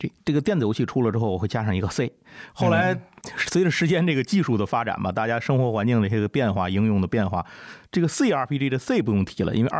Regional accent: Tianjin, China

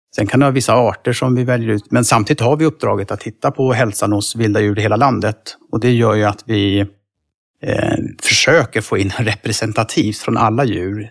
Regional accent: Stockholm, Stockholm County, Sweden; now in near Uppsala, Sweden; jag bor nära Uppsala, jag är från Stockholm från början

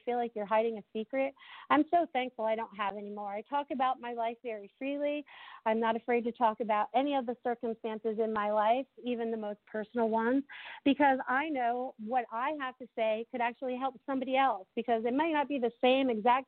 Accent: New England, United States; moved away as an adult; now in Sarasota, United States; I grew up in New England

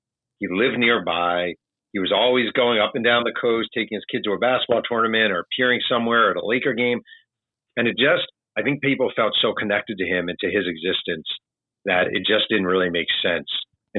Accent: New York, United States; moved away as an adult; now in Los Angeles, United States; I'm from New York.

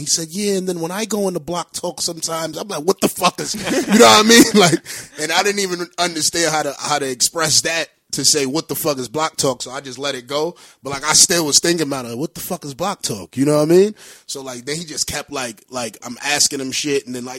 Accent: Honduras; I'm from a third world country. I'm from Honduras.

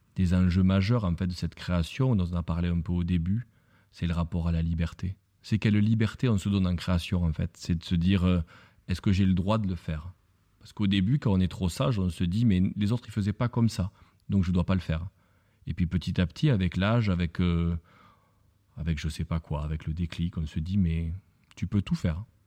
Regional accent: Lourdes, Occitania, France; je suis né à Lourdes. Et quand on est né à Lourdes, effectivement, on, porte un poids toute sa vie

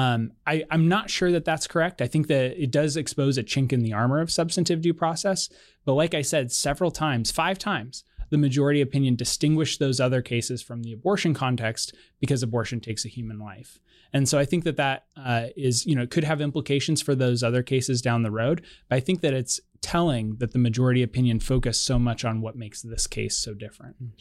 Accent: Colorado, United States; my home state of Colorado

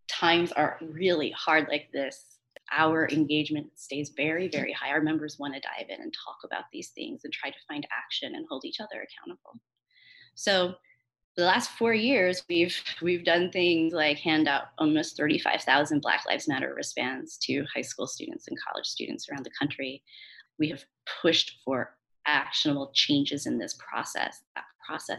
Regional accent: St. Louis, Missouri, United States; now in New Orleans, United States; I am from St. Louis. I live in New Orleans now.

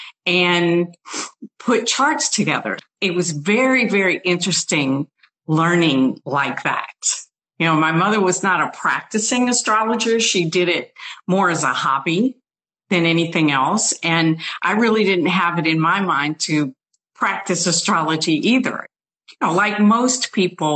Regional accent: New Orleans, Louisiana, United States; I was born in New Orleans

